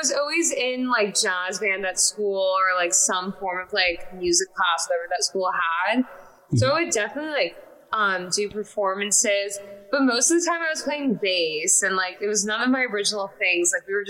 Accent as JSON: {"language": "English", "town": "Los Angeles", "region": "California", "country": "United States", "tie": "born or raised there", "also_born_or_lived": "Salem, Massachusetts", "said": "I grew up in California. I was born in Salem, Massachusetts, randomly."}